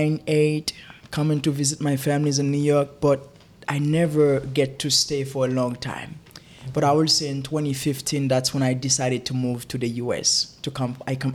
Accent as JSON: {"language": "English", "country": "Haiti", "tie": "born or raised there", "moved": "as an adult", "lives_now": "United States", "said": "I was born and raised in Haiti. It's a beautiful country. They do have a lot of struggle, but this is the place that I grew up."}